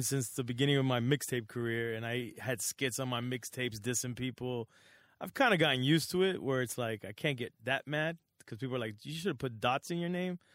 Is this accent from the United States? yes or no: yes; Miami, Florida, United States; also born or lived in Los Angeles, California; growing up in Miami, my mom being single